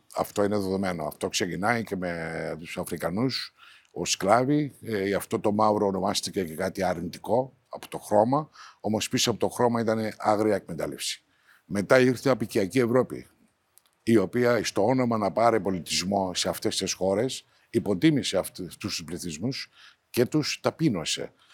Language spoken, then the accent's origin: Greek; Cyprus; Λειτουργώ ταυτόχρονα ως Τουρκοκύπριος